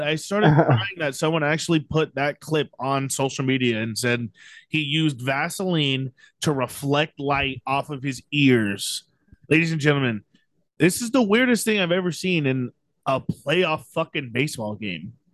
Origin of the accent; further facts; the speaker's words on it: San Diego, California, United States; we're all Padres fans, we're from San Diego